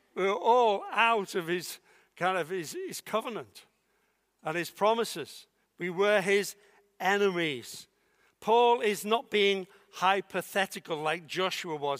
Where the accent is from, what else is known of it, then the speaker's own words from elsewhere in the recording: Liverpool, North West England, United Kingdom; I was born in Liverpool